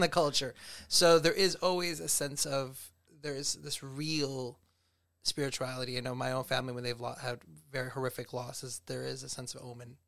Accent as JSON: {"language": "English", "town": "Rochester", "region": "New York", "country": "United States", "tie": "born or raised there", "said": "I was born here in Rochester."}